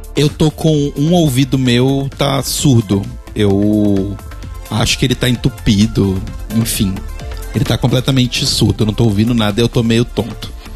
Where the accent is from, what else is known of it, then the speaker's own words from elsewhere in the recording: Brazil; no momento eu sou brasileiro e moro no Brasil